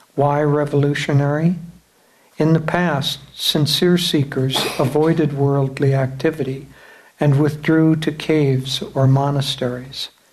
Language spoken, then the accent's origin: English; United States; we come back as Americans from the West